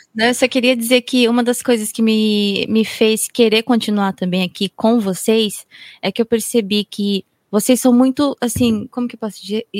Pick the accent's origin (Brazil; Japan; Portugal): Japan; como eu fui criada aqui no Japão, eu tenho um lado assim muito forte de Nihonjin, de japonesa